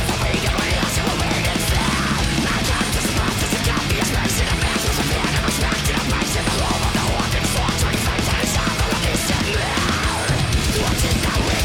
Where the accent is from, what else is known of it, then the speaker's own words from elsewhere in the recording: Detroit, Michigan, United States; we're from Detroit